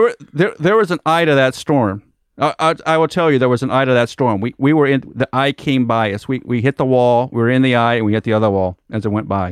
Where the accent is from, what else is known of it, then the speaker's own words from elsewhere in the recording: Nebraska, United States; moved away; also born or lived in Wichita, Kansas; we grew up in Nebraska, lived in Wichita, Kansas for a number of years